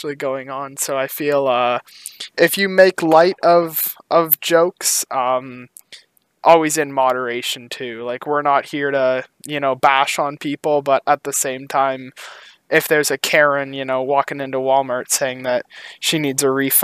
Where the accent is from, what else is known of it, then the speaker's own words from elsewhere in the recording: Canada; I am 18 years old and I'm from Canada